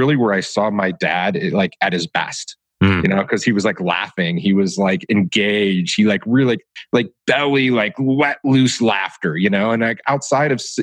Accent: Detroit, Michigan, United States; moved away; growing up in Detroit

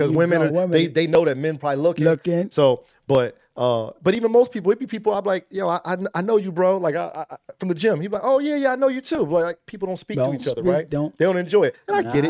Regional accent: Trenton, New Jersey, United States; No, I'm like, no, I'm from the heart of Trenton. I grew up in North Trenton Boulevard.

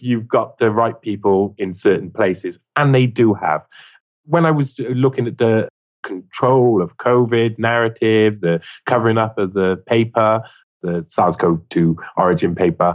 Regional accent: Wales, United Kingdom; I'm a Welshman.

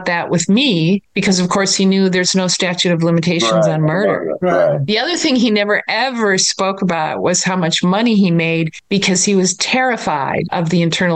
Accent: Minnesota, United States; I grew up in Minnesota

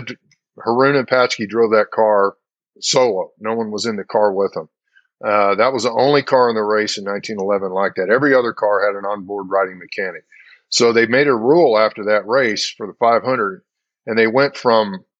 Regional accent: Indianapolis, Indiana, United States; growing up in Indy, we moved to Indianapolis in the fall of 57. So my first year in Indy, I was 5 years old

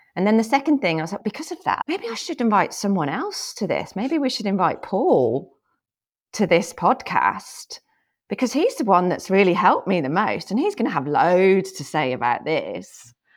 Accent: England, United Kingdom; moved away as an adult; also born or lived in Thailand; now in United States; I was born in England, but I haven't lived there since about two thousand and eight

